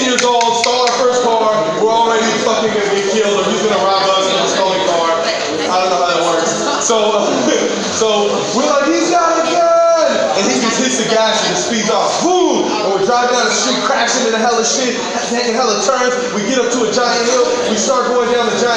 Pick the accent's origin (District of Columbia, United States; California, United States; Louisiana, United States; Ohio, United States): California, United States; San Francisco; I'm from Frisco